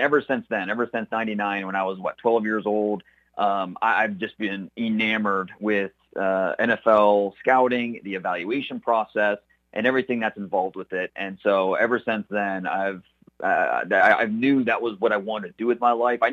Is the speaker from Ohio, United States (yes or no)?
yes; Northeast Ohio, United States; Growing up in Northeast Ohio